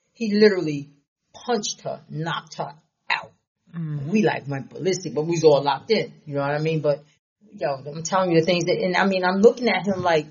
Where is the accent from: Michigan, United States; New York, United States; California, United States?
New York, United States; Nassau County; I'm from Nassau